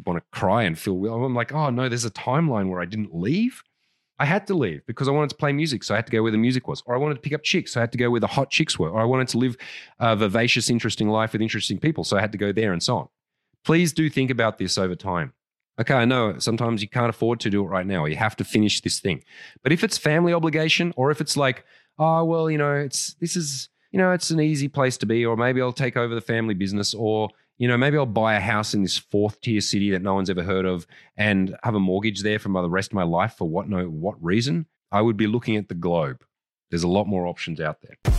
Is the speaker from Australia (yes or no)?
yes; Canberra, Australian Capital Territory, Australia; moved away; I was brought up in Canberra, Australia